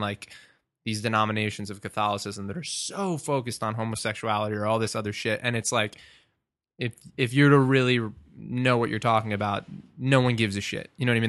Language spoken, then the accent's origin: English; Merrick, New York, United States; also born or lived in Long Beach, New York; I'm originally from Merrick, but I lived in Long Beach for the past, like, three years